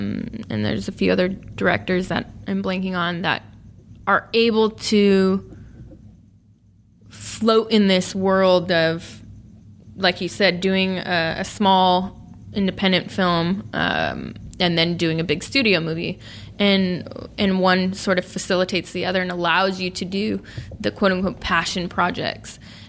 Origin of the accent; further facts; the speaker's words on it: Sacramento, California, United States; living and working in my hometown in Sacramento.